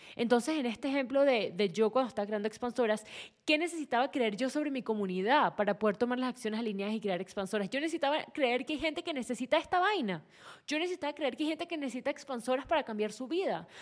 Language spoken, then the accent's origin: Spanish; Venezuela; vengo de Venezuela